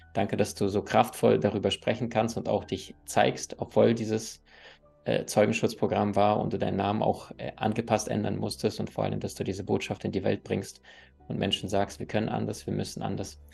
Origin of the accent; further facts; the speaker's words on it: Crimea, Ukraine; moved away; Ich bin auf der Halbinsel Krim aufgewachsen